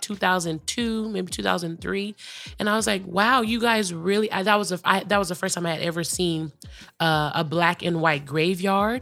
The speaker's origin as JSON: {"language": "English", "region": "California", "country": "United States", "tie": "born or raised there", "said": "growing up in California"}